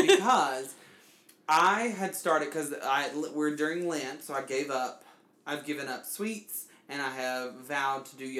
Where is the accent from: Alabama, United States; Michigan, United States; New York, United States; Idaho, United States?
Alabama, United States; because I'm from Alabama.